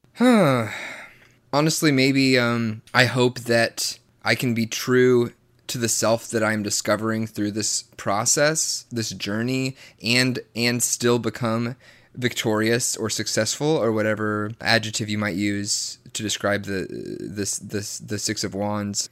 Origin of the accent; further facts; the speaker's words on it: the Bible Belt, Southern United States, United States; I was raised in the Bible Belt, extremely Southern Baptist